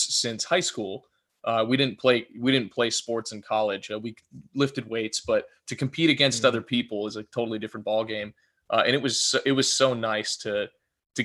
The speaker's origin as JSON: {"language": "English", "town": "Los Angeles", "region": "California", "country": "United States", "said": "we're from Southern California"}